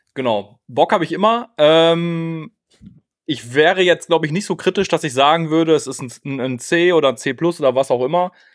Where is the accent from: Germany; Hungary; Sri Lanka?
Germany; Münster, North Rhine-Westphalia; moved away; komme aus Münster, ähm, geboren, zwischendurch mal weggezogen, mittlerweile wieder hier lebend